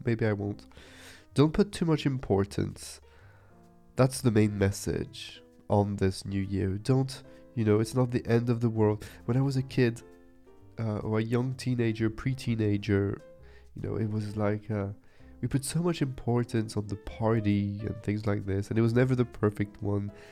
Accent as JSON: {"language": "English", "town": "Nice", "region": "Provence-Alpes-Côte d'Azur", "country": "France", "said": "I'm from the beach, I'm from the sea, I'm from Nice in the south of France"}